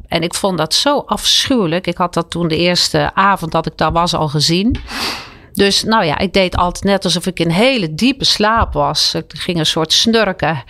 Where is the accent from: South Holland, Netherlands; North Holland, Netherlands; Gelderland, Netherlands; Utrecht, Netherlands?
Utrecht, Netherlands; Werkhoven; in mijn geboortedorp Werkhoven